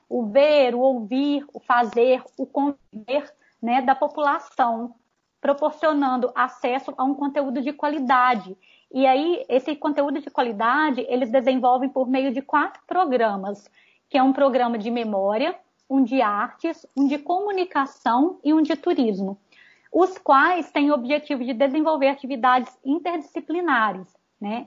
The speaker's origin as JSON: {"language": "Portuguese", "town": "Visconde do Rio Branco", "region": "Minas Gerais", "country": "Brazil", "said": "eu sou de Visconde do Rio Branco, Minas Gerais"}